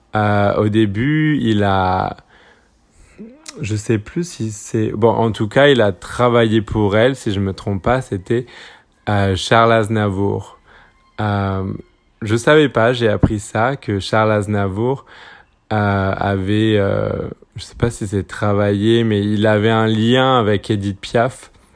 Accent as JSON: {"language": "French", "country": "French Polynesia", "tie": "born or raised there", "said": "j'ai grandi à Tahiti en Polynésie française"}